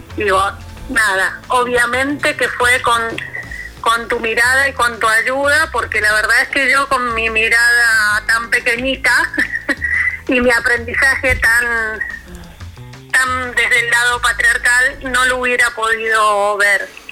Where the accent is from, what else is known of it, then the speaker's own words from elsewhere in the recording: Mendoza, Argentina; yo como mendocina